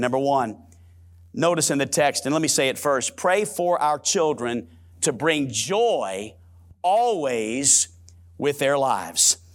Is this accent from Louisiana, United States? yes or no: yes; New Orleans, Louisiana, United States; I'm born and raised in New Orleans, Louisiana, and I can say it like it's supposed to be said, New Orleans